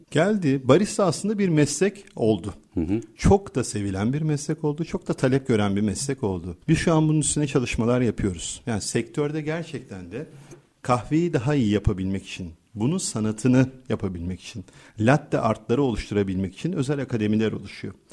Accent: Turkey; biz Türkler

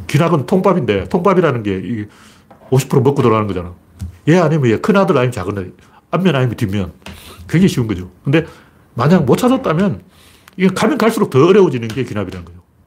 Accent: Gyeongju, North Gyeongsang, South Korea; 제가 경주 사람이기 때문에

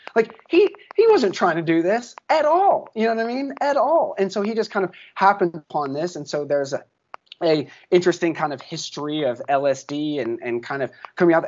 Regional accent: Chattanooga, Tennessee, United States; I grew up in Chattanooga, Tennessee

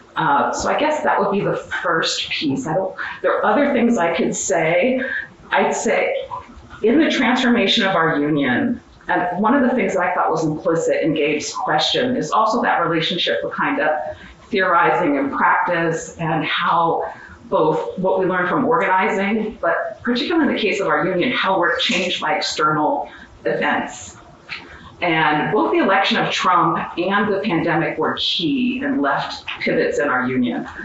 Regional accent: Western Pennsylvania, United States; I grew up in Western Pennsylvania

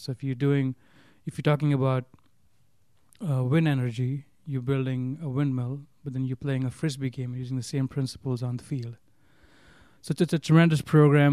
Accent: Mumbai, Maharashtra, India; moved away as an adult; also born or lived in Minnesota; growing up in Bombay, you can't even, you got, you don't have, you don't, you don't have your own, your own space in Bombay

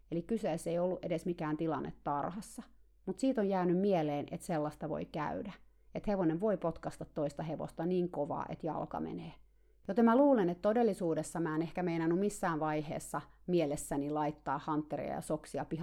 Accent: Finland; now in United States; Siihen aikaan, kun mä muutin Kaliforniaan Suomesta, mä olin aina tarhannut kaikkia hevosia yksin

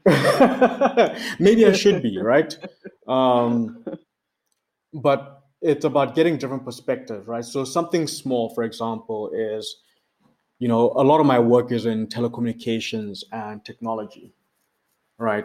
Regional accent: Botswana; now in Johannesburg, South Africa; I'm based in Johannesburg, South Africa. I'm originally from Botswana.

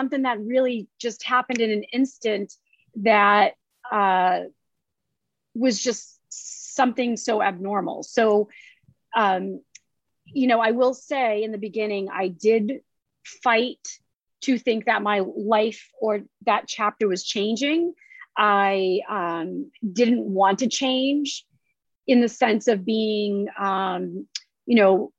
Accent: about 25-30 miles north of Boston, Massachusetts, United States; I'm born and raised in Massachusetts, grew up about 25, 30 miles north of Boston

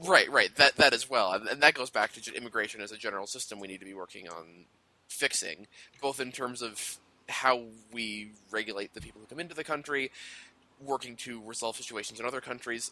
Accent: Denver, Colorado, United States; moved away; I'm actually from Denver. I'm from Colorado

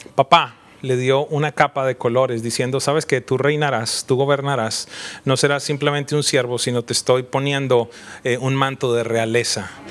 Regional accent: Colombia; soy colombiano

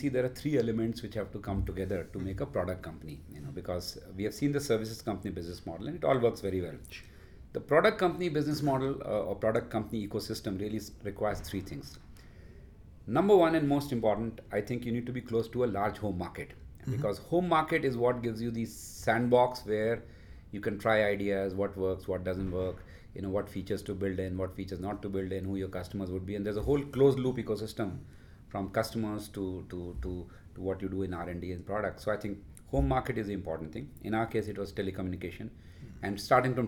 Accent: India; also born or lived in United States / Bangalore; as an Indian entrepreneur

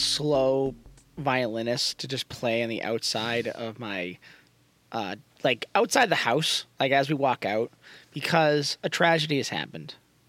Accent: Whitman, Massachusetts, United States; There's a sad thing happening in my hometown.

